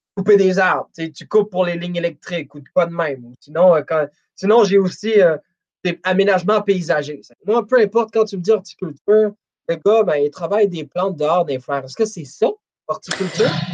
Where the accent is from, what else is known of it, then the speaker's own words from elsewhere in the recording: Montreal, Quebec, Canada; je suis de Montréal